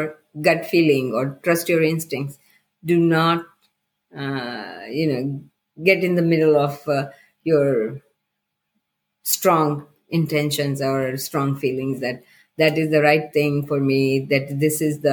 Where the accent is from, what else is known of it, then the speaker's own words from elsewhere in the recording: India; moved away as an adult; when I was growing up in India